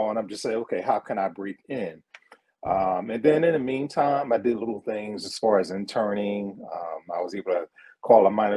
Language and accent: English; Philadelphia, Pennsylvania, United States; born and raised in Philadelphia, West Philadelphia, born and raised